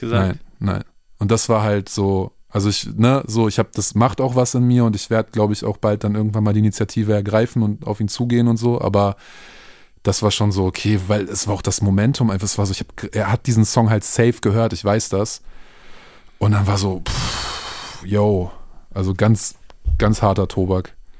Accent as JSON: {"language": "German", "town": "Minden", "region": "North Rhine-Westphalia", "country": "Germany", "tie": "born or raised there", "moved": "yes", "lives_now": "Berlin, Germany", "said": "Minden meine Heimatstadt"}